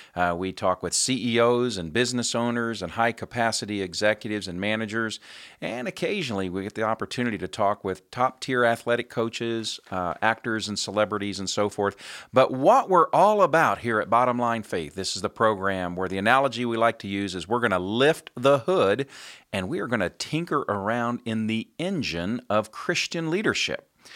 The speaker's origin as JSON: {"language": "English", "town": "Indianapolis", "region": "Indiana", "country": "United States", "tie": "born or raised there", "said": "my hometown of Indianapolis, Indiana."}